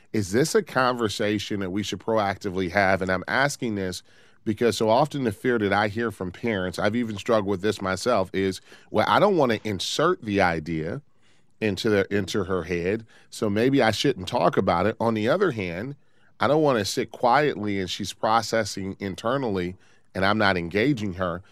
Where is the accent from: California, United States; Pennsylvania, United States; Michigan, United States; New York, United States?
Michigan, United States; Detroit; moved away; Love taking calls from my hometown